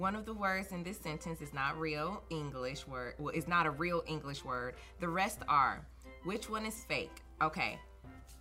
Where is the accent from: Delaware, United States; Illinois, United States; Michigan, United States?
Michigan, United States; I'm from Michigan, so a lot of people eat venison